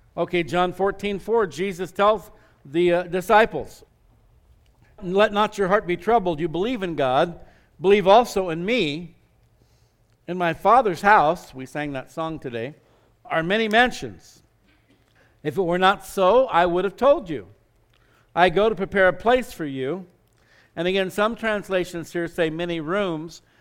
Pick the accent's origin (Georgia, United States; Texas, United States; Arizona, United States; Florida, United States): Arizona, United States; Scottsdale; growing up in Scottsdale, Arizona, it was kind of podunk back in those days.